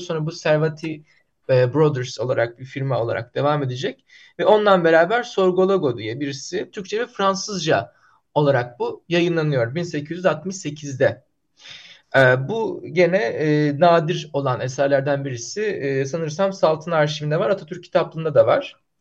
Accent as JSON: {"language": "Turkish", "region": "Bursa", "country": "Turkey", "tie": "born or raised there", "said": "Benim memleketim Bursa'dır"}